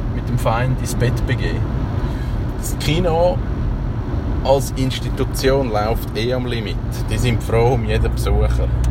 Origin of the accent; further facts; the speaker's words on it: Switzerland; bei uns in der Schweiz